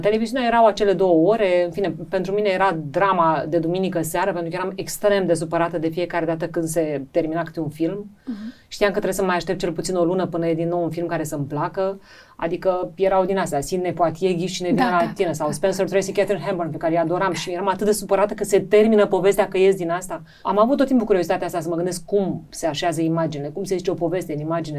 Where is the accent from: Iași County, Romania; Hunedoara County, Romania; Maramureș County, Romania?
Iași County, Romania; Iași; moved away as an adult; also born or lived in Bucharest; now in Piatra Neamț, Romania; orașul meu rămâne Iași